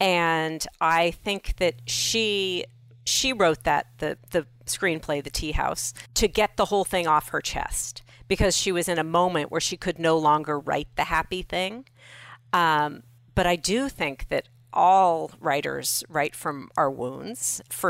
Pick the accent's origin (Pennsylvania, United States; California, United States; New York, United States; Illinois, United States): California, United States; Los Angeles; I grew up in Los Angeles.